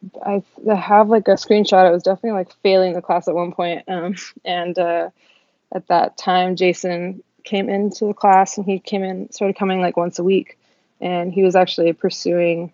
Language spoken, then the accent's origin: English; Seattle, Washington, United States; I'm from Seattle, Washington. Born and raised